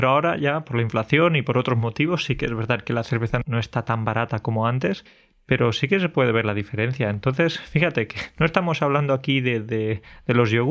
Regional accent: Spain; quizás como españoles

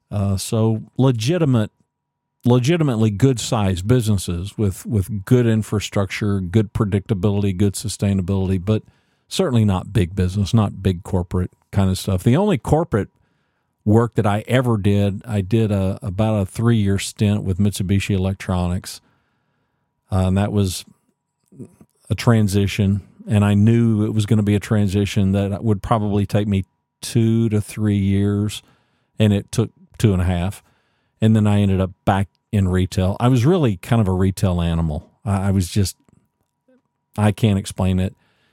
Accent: Ada, Oklahoma, United States; born there; now in Texas, United States; I was born in Ada, Oklahoma, and we moved around quite a lot.

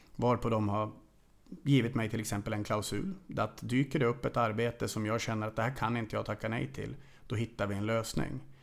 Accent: Sweden; moved away as an adult; also born or lived in Hungary / Transylvania, Romania; now in Romania; här hemma i Sverige

